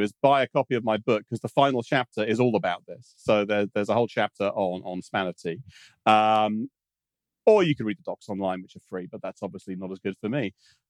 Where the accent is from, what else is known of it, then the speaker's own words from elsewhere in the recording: United Kingdom; Being British, I call that Z3, yeah.